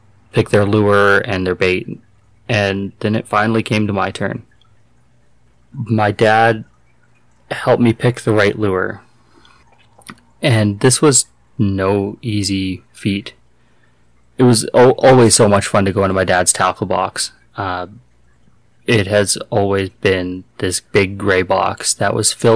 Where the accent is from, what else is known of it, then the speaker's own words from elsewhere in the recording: Nobleford, Alberta, Canada; moved away; my hometown is this tiny little town. It's called Nobleford back in southern Alberta